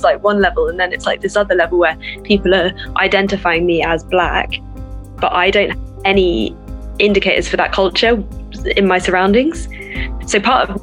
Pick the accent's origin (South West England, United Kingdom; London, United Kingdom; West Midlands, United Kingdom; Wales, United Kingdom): South West England, United Kingdom; Falmouth; I am Cornish, born and raised in Cornwall, spent most of my life in Falmouth